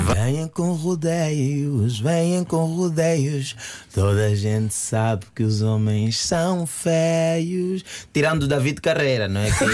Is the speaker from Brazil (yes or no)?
no; Angola; now in Portugal; como angolano